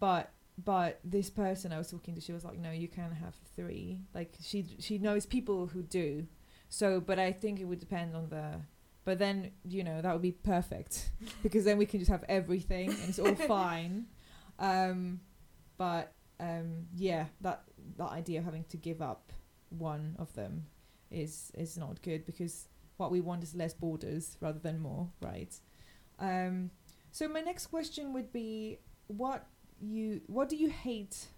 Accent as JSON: {"language": "English", "country": "Mexico", "tie": "born or raised there", "moved": "yes", "lives_now": "London, United Kingdom", "said": "I grew up in Mexico, and like, my heart is"}